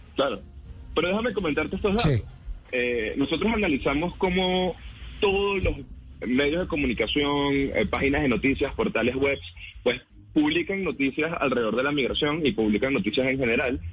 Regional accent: Venezuela; también soy venezolano

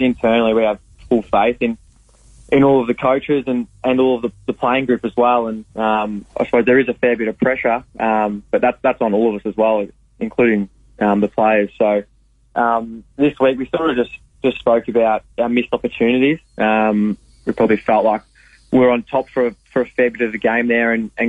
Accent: Croydon, Victoria, Australia; moved away; Croydon's about 10 minutes out of Warrnambool in southwest Victoria. So I grew up there and played all my footy out there

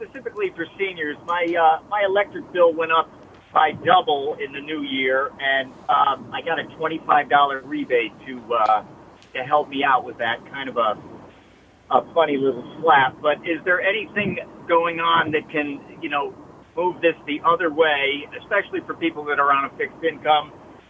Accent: Colchester, Connecticut, United States; I'm from Colchester.

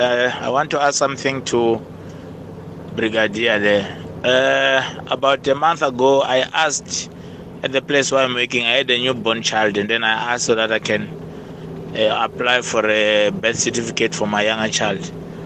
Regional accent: Mpumalanga, South Africa; my hometown is in Akonuk

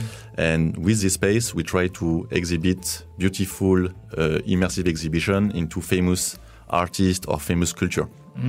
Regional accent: France; English is a second language; moved away as an adult; now in China; I'm from France, and I live in China for more than 5 years now.

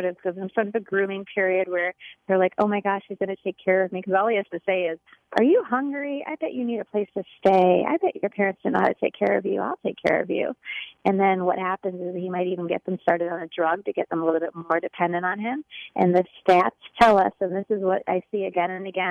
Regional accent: Chicago, Illinois, United States; moved away as an adult; now in Florida, United States; I am from Chicago, born and raised, but the last 7 years I moved to sunny Florida

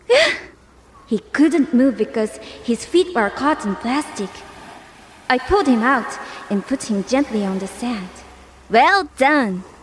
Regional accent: Kanagawa, Japan; I was born and raised here in Kanagawa-ken.

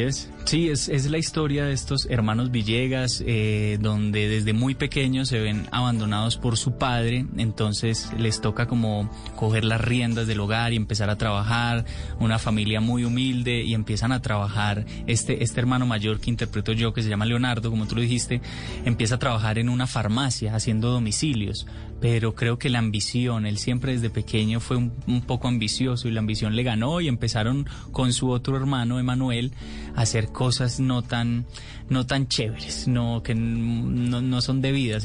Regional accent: Medellín, Antioquia, Colombia; born or raised there

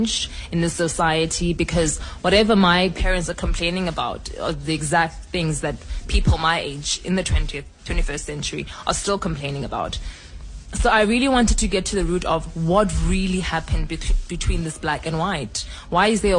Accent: Cape Town, Western Cape, South Africa; I was born and bred in Cape Town.

